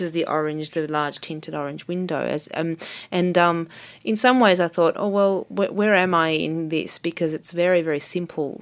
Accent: Melbourne, Victoria, Australia; also born or lived in New York; I was born in Melbourne, so I have a base here. I have a community here. I, I went to art school here

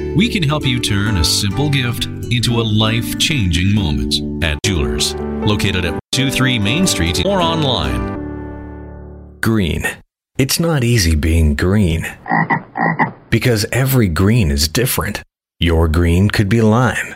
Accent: Winston-Salem, North Carolina, United States; now in Richmond, United States; I grew up down in North Carolina in uh, Winston-Salem, which is obviously a few miles from High Point.

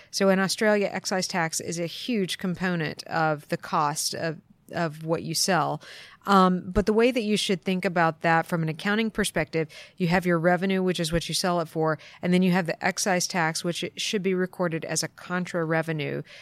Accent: East Coast of the U.S., United States; moved away as an adult; now in Portland, United States; I grew up on the East Coast of the U.S. and um, moved to Portland 15 years ago

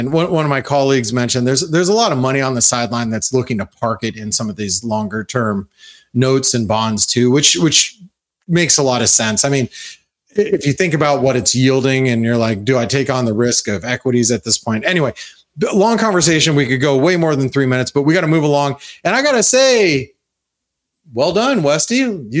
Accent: Australia; Okay, so I mean, as an Aussie, I get it with the Aussie against the dollar, but how about Aussie against other currencies?

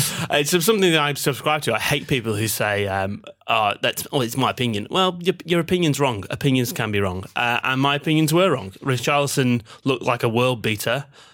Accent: Manchester, North West England, United Kingdom; As a Mancunian, they're probably not too fond of me.

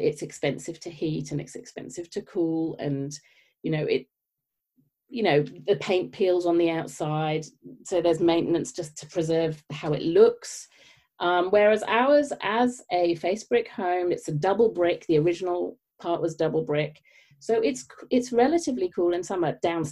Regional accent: United Kingdom; moved away; as you may tell from my accent, I grew up in the UK

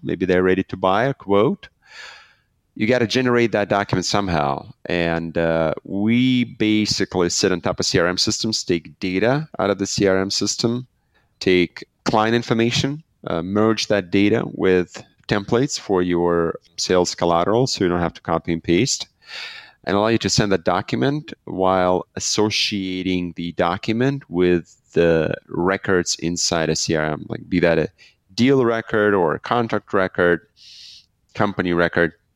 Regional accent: Belarus; I'm from Belarus

